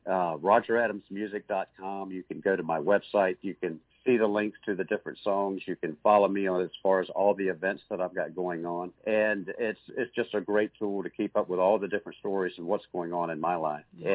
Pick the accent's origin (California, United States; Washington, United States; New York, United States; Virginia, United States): Virginia, United States; Virginia Beach; Virginia Beach, Virginia, my hometown